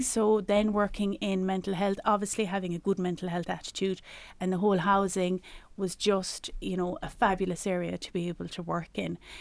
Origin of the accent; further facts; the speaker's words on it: Ireland; as Irish people, as, as in our culture, we're very generous